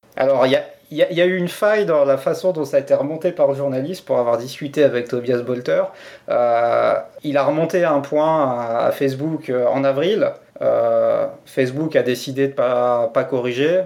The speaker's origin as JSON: {"language": "French", "country": "France", "moved": "yes", "lives_now": "Switzerland", "said": "je suis français."}